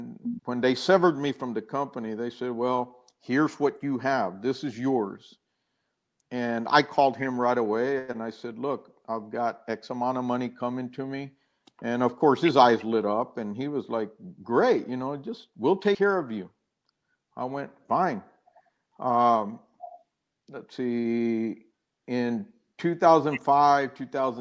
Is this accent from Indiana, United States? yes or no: no; San Benito, Texas, United States; moved away as an adult; I grew up down in South Texas, San Benito, near Harlingen, Brownsville